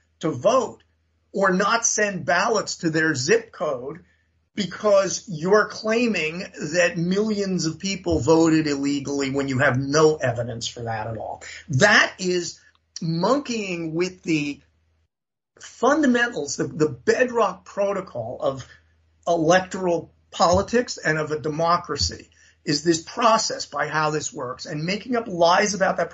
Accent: New York City, New York, United States; I grew up in New York City. I mean, my neighborhood in the Bronx when I was born was 99% white

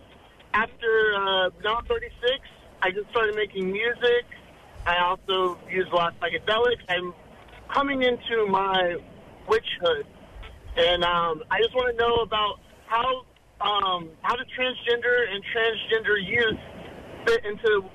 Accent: South Carolina, United States; moved away as an adult; also born or lived in Los Angeles; I'm from South Carolina

